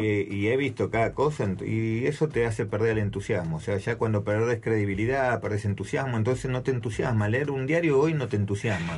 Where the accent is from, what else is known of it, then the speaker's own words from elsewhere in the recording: Capilla del Señor, Buenos Aires Province, Argentina; moved away; also born or lived in Santa Cruz; nací ahí en Capilla del Señor